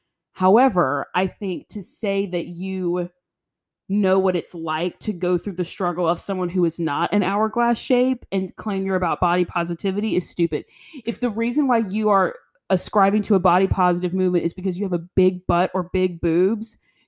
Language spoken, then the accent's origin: English; the South, United States; It's the disordered eating from growing up in the South.